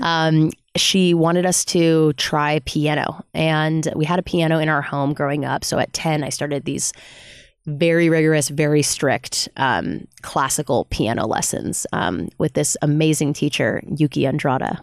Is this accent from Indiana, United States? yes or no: no; Bay Area, California, United States; now in Los Angeles, United States; I'm from the Bay Area of California originally